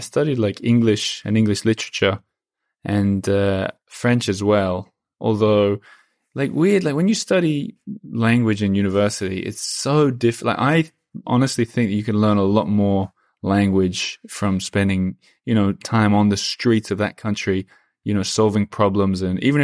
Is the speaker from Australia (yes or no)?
yes; Perth, Western Australia, Australia; And like all my friends are in another city from where I grew up in Perth.